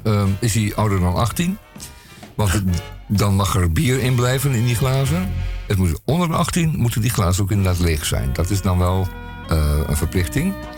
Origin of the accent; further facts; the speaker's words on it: Belgium; als Belg zijnde